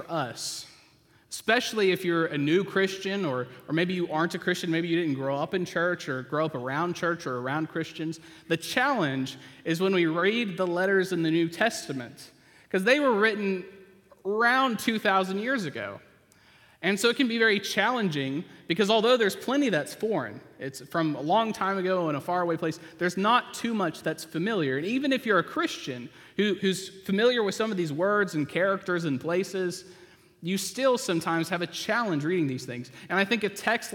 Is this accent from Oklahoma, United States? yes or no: yes; Oklahoma, United States; moved away; I grew up in Oklahoma.